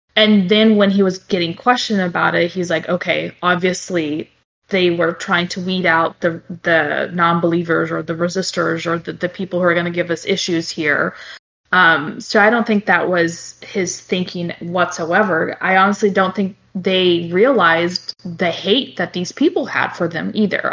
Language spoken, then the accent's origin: English; Brazil; now in United States; I, I, was born in Brazil, but I, I, do live in the states, obviously, and I've lived here longer than I have now um, than in Brazil.